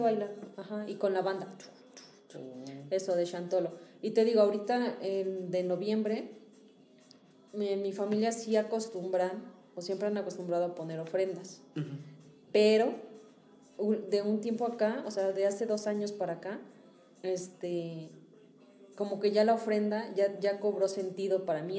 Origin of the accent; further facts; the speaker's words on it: Hidalgo, Mexico; moved away; en Hidalgo, que digo que es mi pueblo